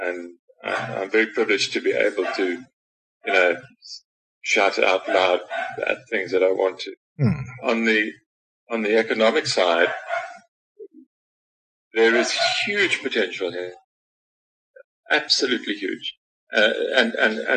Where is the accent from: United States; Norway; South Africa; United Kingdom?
South Africa; it's great being a South African